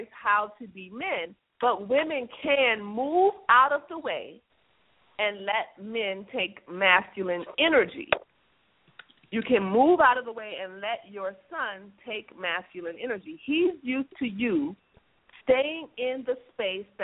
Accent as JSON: {"language": "English", "country": "United States", "said": "us as American women"}